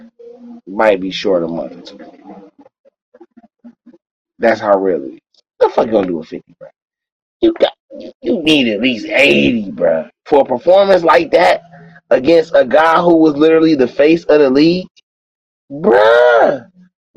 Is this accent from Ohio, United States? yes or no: yes; Cleveland, Ohio, United States; I'm from Cleveland, Ohio